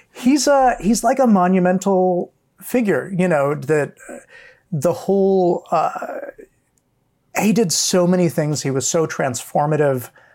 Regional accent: Hawaii, United States; growing up in Hawaii

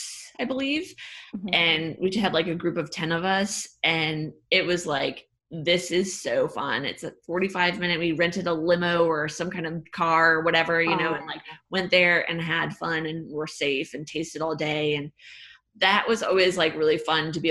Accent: Fort Wayne, Indiana, United States; moved away as an adult; now in Dallas, United States; I'm from Indiana

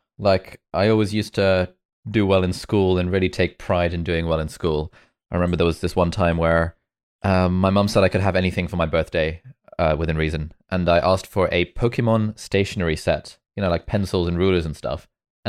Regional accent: Lesotho; moved away; also born or lived in Karachi, Pakistan; I was there for only about a year. And then when I was like one or two, we moved to Lesotho, which is a country in southern Africa.

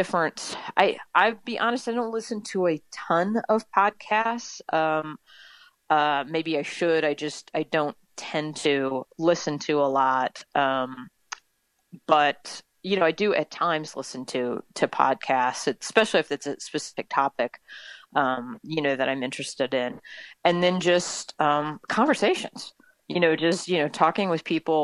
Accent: north of St. Louis, Missouri, United States; moved away as an adult; also born or lived in Tennessee / Newport News, Virginia; now in Overland Park, United States; I am a Midwesterner. I grew up in north of St. Louis

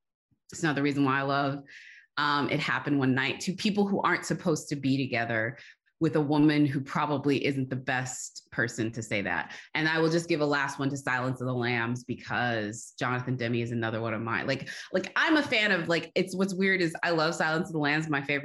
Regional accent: Austin, Texas, United States; now in Los Angeles, United States; I came from Texas, and out here in California, one of the three things I liked when I made the very stupid, and it seems the only decision to move from Austin, Texas to Los Angeles

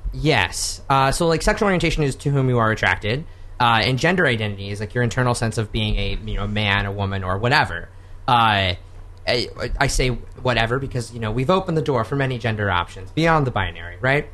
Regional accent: Oklahoma, United States; born or raised there; moved away

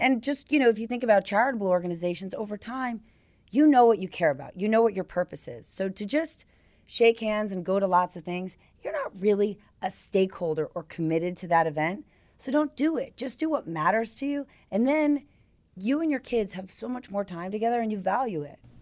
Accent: New Jersey, United States; moved away; I grew up in New Jersey

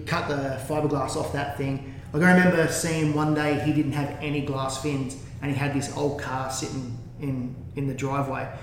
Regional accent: Gerringong, New South Wales, Australia; moved away as an adult; also born or lived in Kiama; it was a great life growing up in Gerringong.

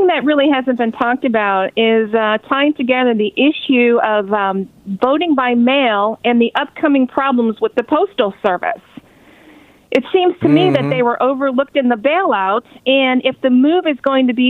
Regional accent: Plymouth, Wisconsin, United States; now in Paris, France; My hometown is Plymouth, Wisconsin

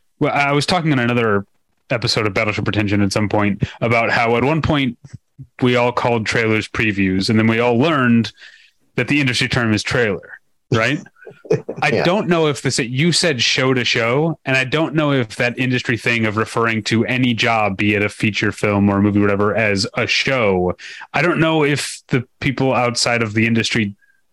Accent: St. Louis, Missouri, United States; moved away; also born or lived in Chicago; I lived in Chicago, so part of me feels at home, but also I grew up in St. Louis

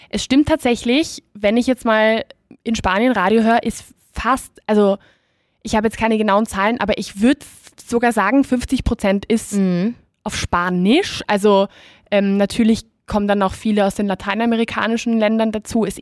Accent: Austria; accent: Austrian dialect; Da die Deutschen stehen ja ein bisschen auf uns auf unseren österreichischen Dialekt.

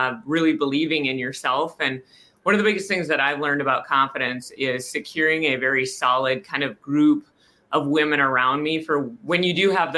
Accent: North Dakota, United States; moved away as an adult; also born or lived in Omaha, Nebraska; grew up, was born in North Dakota

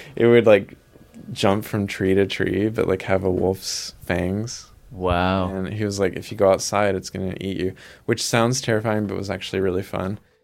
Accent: Milligan Ridge, Arkansas, United States; I grew up in Arkansas in the Mississippi Delta, a really small town of 100 people called Milligan Ridge

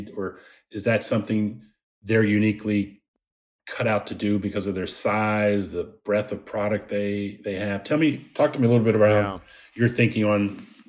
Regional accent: Washington, District of Columbia, United States; So I grew up in the Washington, D.C. area.

